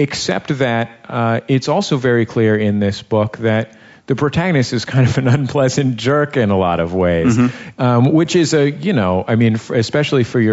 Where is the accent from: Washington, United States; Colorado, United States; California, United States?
California, United States; San Francisco; now in Los Angeles, United States; I'm from San Francisco